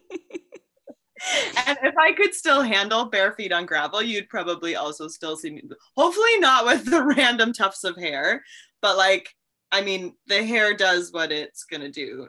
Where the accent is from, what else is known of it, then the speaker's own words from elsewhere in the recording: Milbank, South Dakota, United States; I grew up, born and raised in Milbank in a house that my dad built himself